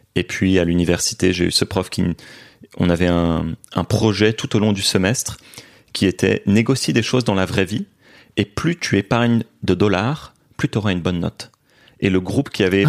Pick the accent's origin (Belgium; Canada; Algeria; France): Belgium; Brussels, Brussels-Capital Region; also born or lived in Beijing, China; j'ai grandi à Bruxelles en Belgique